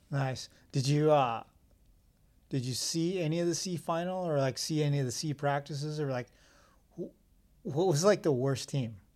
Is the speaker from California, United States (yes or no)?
yes; Southern California, United States; we're from Southern California